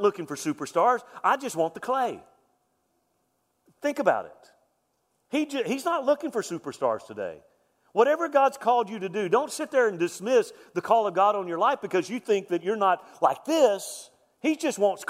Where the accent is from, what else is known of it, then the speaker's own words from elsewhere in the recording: Deep South, United States; I'm from Deep South.